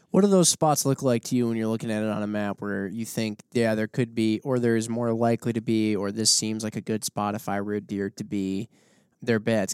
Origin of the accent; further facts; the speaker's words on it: Wisconsin, United States; growing up in Wisconsin my whole life